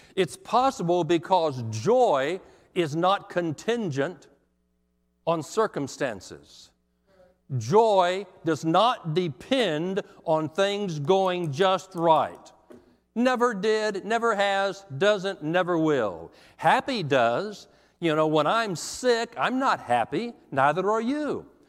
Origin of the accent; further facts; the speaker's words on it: Texas, United States; also born or lived in Montgomery, Alabama; now in Tennessee, United States; I came from Texas, and it did take me a while. I, I moved to Alabama for five years in Montgomery